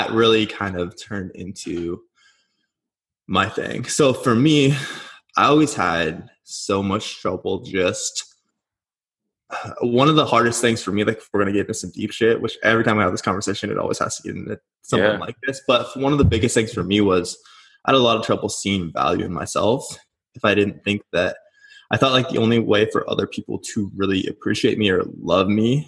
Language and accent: English; Nebraska, United States; moved away as an adult; now in Scottsdale, United States; I'm originally from Nebraska